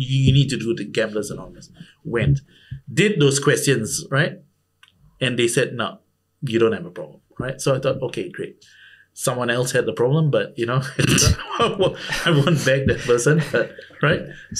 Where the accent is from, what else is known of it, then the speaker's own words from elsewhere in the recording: India; Considering that I'm Indian, right?